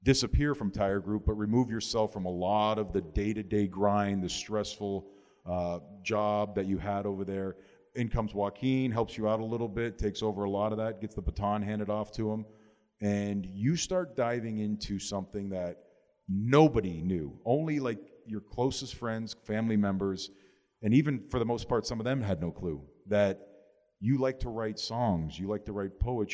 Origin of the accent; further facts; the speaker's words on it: Canada; now in Miami, United States; Growing up in Canada, coming here, living here for 20 years, 22 years of my life